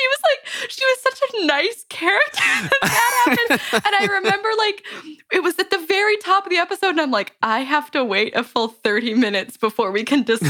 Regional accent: California, United States; I'm from California.

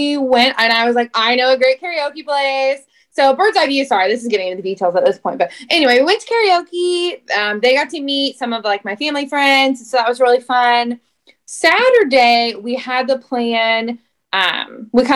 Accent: Shelbyville, Indiana, United States; I'm from Shelbyville near Indianapolis.

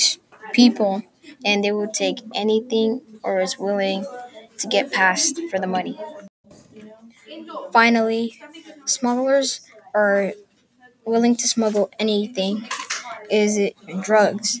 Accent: Pittsburg, California, United States; also born or lived in Oakland, California; I was born in Oakland and raised in Pittsburgh, California

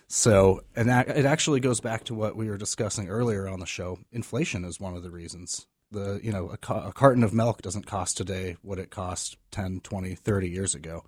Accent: California, United States; moved away as an adult; also born or lived in Maryland; now in Maine, United States; I am originally from California, grew up out

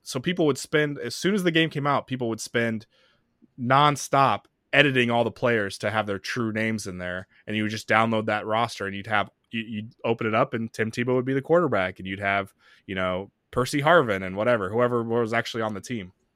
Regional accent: Arizona, United States; moved away; also born or lived in Orlando, Florida; I grew up watching in Arizona

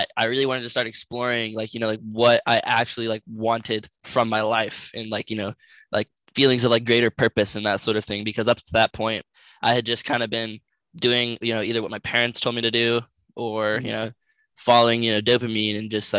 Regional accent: United States; I'm from the United States of America

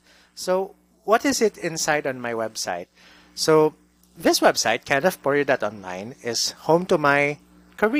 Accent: Davao City, Davao Region, Philippines; moved away as an adult; now in Cebu City, Philippines; my hometown in Davao City

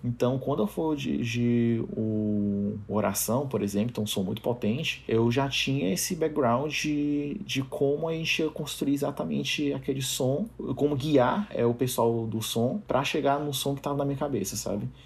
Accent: Fortaleza, Ceará, Brazil; eu sou de Fortaleza

